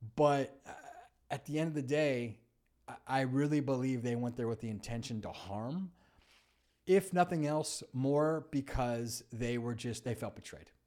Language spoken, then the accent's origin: English; California, United States; I grew up in California